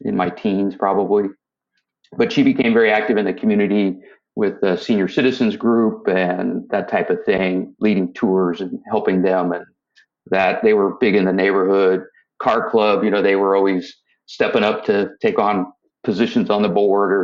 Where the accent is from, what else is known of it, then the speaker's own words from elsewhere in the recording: San Rafael, California, United States; now in San Diego, United States; So I was born in Northern California. I grew up in the city of San Rafael, which is just a little bit north of the Golden Gate Bridge